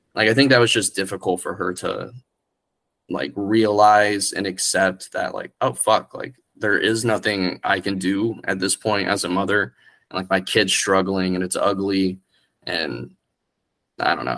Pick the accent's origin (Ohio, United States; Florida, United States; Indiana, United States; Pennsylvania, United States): Florida, United States; Orlando; also born or lived in Kissimmee, Florida / Poinciana, Florida / St. Cloud, Florida; I moved to St. Cloud and I'm then Orlando